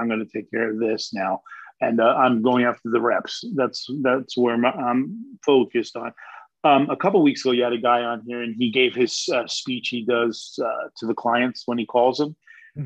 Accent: New York City, New York, United States; also born or lived in Long Island, New York / Massapequa Park, New York / Queens, New York; now in Florida, United States; Born, raised in Manhattan and lived on the island, Massapequa Park, you know, Havistar, Queens, all those areas

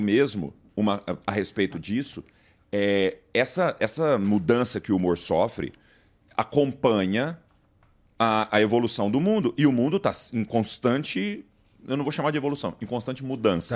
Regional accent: Goiás, Brazil; Como a gente é de Goiás e escuta rock, a gente tem uma origem de sertanejo

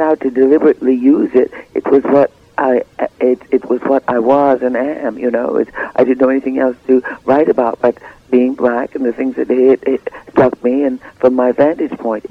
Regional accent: New York City, New York, United States; also born or lived in Cleveland, Ohio; I was born in Cleveland, but raised in Harlem

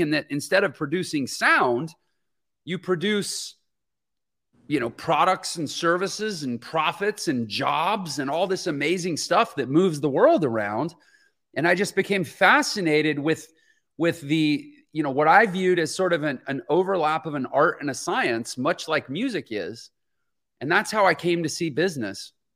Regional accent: Houston, Texas, United States; moved away; I'm from Houston, Texas originally.

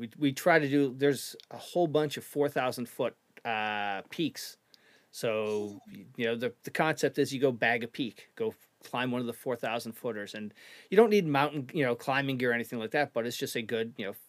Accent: Canada; now in United States; But originally I'm from Canada, eastern Canada.

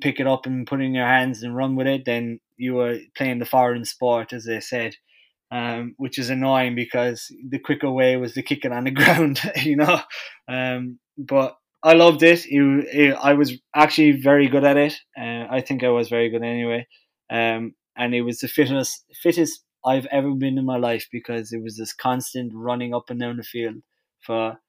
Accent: Ireland; now in Detroit, United States; I'm the Irish

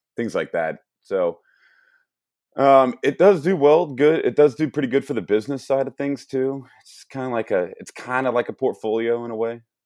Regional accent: St. Louis, Missouri, United States; I'm born and raised in Saint Louis, Missouri

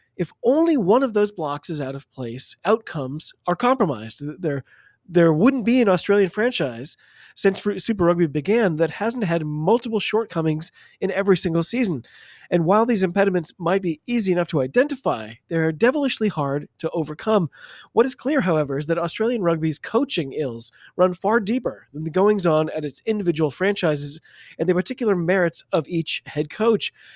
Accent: United States; I'm an American

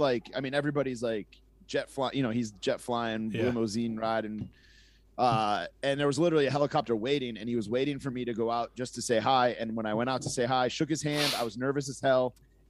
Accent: Massachusetts, United States; she had it in Connecticut, but I grew up in Mass, and in Mass we didn't get TBS.

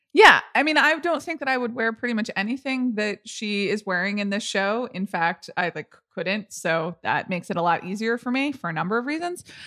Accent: United States; I'm an American

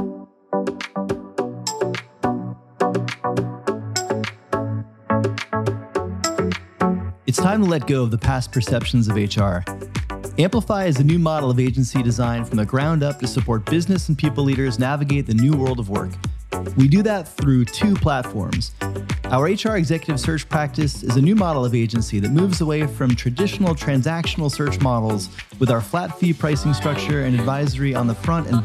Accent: South Florida, United States; as a boy growing up in South Florida

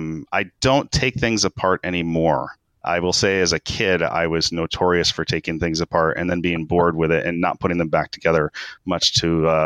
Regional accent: Japan; born there; I was born in Japan.

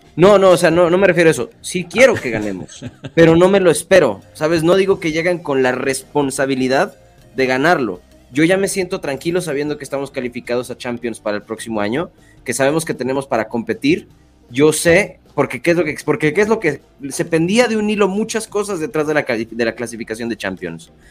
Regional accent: Mexico; lo digo como mexicano

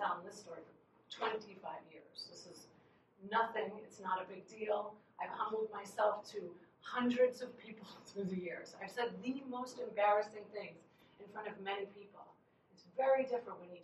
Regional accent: Long Island, New York, United States; I grew up in Long Island, New York

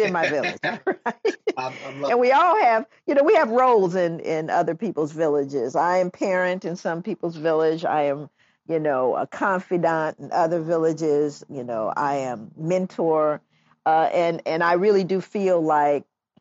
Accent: Los Angeles, California, United States; moved away; I grew up in Los Angeles. I can't believe I'm back in Los Angeles

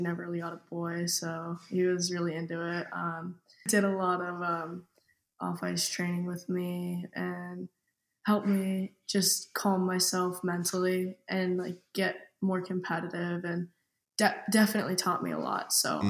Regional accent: Tampa, Florida, United States; I'm from Tampa, Florida, and I'm a forward.

